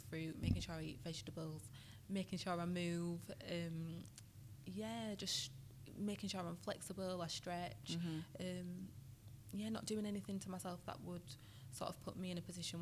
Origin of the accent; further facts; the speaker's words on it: Yorkshire and the Humber, United Kingdom; I'm from West Yorkshire. So I live in a place near Leeds